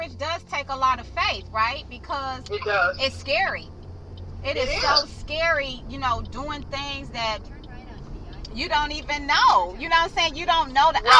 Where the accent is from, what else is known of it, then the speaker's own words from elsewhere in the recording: Cleveland, Ohio, United States; moved away as an adult; now in North Carolina, United States; Cleveland, Ohio. Born and raised.